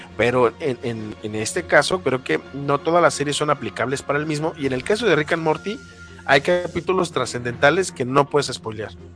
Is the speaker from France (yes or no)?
no; Guadalajara, Jalisco, Mexico; de mi pueblo natal, de mi bella Guadalajara, que es una de las tres ciudades importantes del país